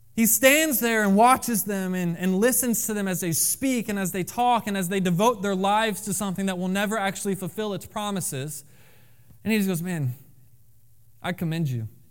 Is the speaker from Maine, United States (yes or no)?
no; Florida, United States; moved away; I am from Florida